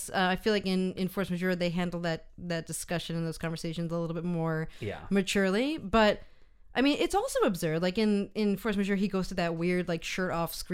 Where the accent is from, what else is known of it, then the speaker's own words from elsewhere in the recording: United States; moved away; I'm speaking American as an American person abroad